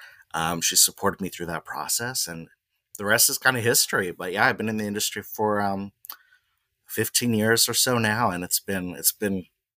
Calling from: Manhattan Beach, California, United States; I'm at home in my remote office here in Manhattan Beach, California.

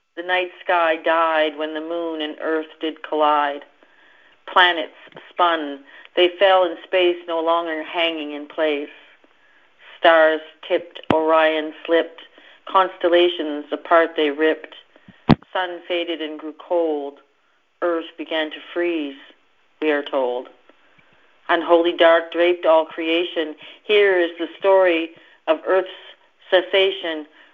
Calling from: East Coast of Canada, Canada; I'm calling from the East Coast of Canada.

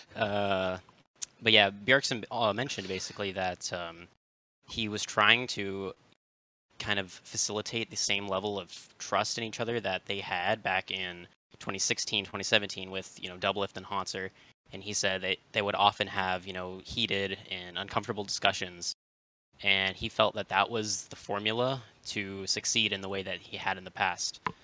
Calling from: Tempe, Arizona, United States; I'm calling from Tempe, Arizona

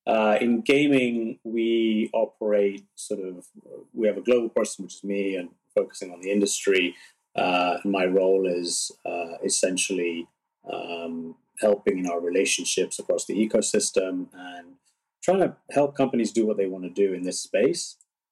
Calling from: San Francisco, California, United States; I'm dialing in from San Francisco, which is where I'm based.

